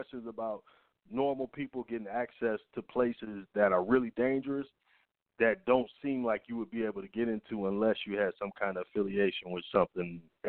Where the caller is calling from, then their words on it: Atlanta, Georgia, United States; from Atlanta.